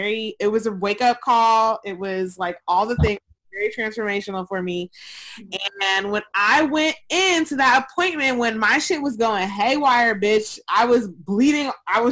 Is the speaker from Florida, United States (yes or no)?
no; Georgia, United States; moved away; My home state of Georgia